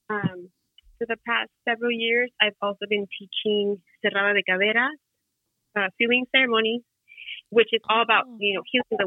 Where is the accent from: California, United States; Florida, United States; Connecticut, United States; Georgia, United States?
California, United States; Santa Cruz; also born or lived in Jalisco, Mexico; I grew up here in Santa Cruz, California.